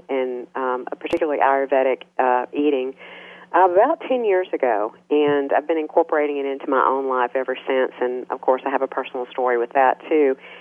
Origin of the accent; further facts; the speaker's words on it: Minden, Louisiana, United States; Minden, Louisiana. That's my hometown.